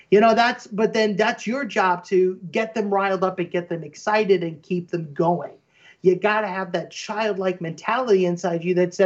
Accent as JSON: {"language": "English", "region": "Midwest", "country": "United States", "tie": "born or raised there", "said": "I grew up in the Midwest"}